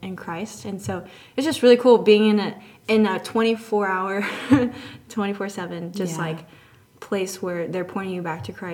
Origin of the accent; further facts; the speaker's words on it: Houston, Texas, United States; moved away as an adult; now in Waukesha, United States; I'm from Houston, Texas